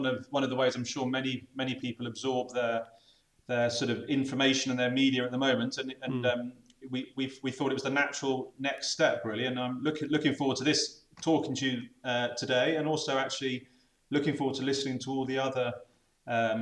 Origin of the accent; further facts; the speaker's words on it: Bath, South West England, United Kingdom; moved away as an adult; also born or lived in Scotland / Birmingham; now in Bristol, United Kingdom; I was actually brought up in the village.